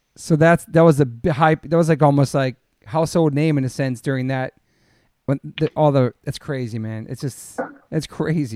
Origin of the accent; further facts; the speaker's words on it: the East, East Coast, United States; now in Los Angeles, United States; I'm from the East